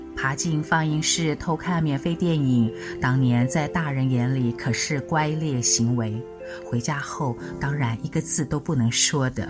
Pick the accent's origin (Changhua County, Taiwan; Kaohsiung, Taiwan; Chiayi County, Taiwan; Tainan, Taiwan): Tainan, Taiwan; Xinying; moved away; 今天想来谈谈我生长的地方——新营